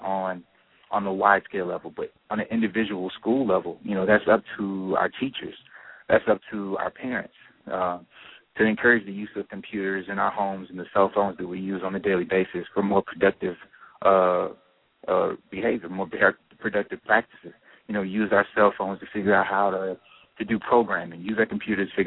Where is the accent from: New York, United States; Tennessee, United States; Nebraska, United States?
Tennessee, United States; moved away as an adult; now in Los Angeles, United States; I'm originally from Tennessee